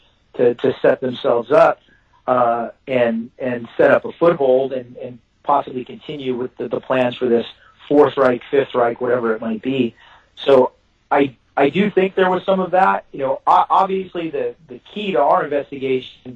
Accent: Texas, United States; I'm a Texan

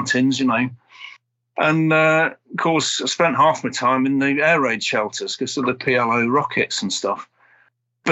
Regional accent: Sheffield, Yorkshire and the Humber, United Kingdom; moved away as an adult; also born or lived in King's Lynn, Norfolk / Lebanon; now in Nottinghamshire, United Kingdom; I grew up in Sheffield

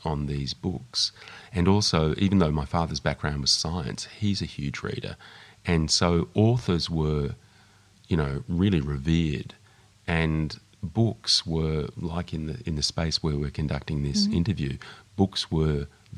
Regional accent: Melbourne, Victoria, Australia; I grew up in Melbourne

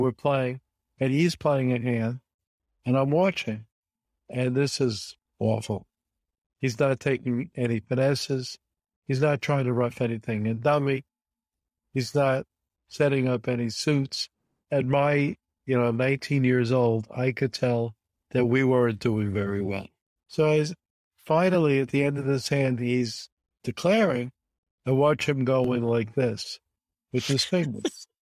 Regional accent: Brooklyn, New York, United States; I was growing up in Brooklyn

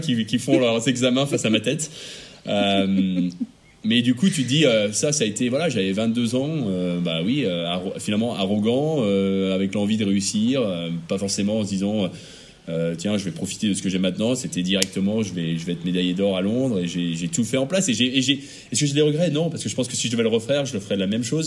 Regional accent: France; moved away as an adult

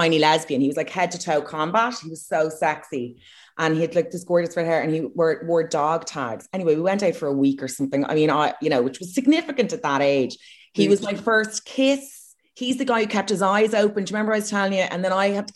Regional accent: Ireland; accent: Irish; posh; now in United Kingdom; I have an Irish accent in the UK

